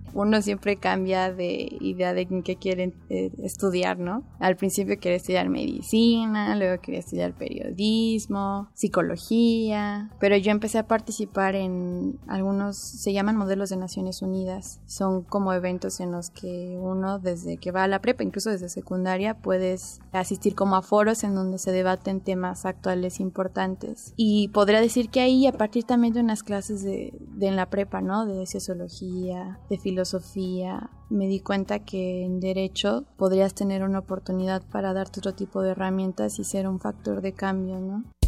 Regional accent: Mexico City, Mexico; Yo nací el 5 de enero de 1993 y nací en la Ciudad de México

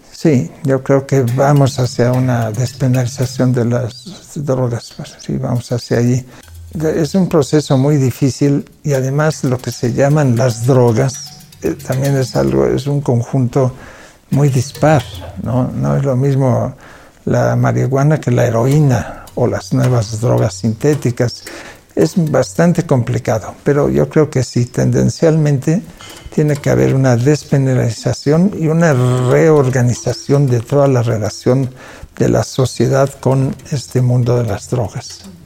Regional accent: Mexico; first language Catalan; Spanish is a second language; soy hijo de padres catalanes que huyeron del franquismo, se exiliaron en México y mi lengua materna no es el español, es el catalán.

